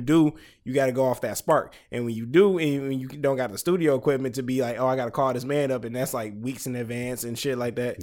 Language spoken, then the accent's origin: English; Detroit, Michigan, United States; I'm from Detroit, Michigan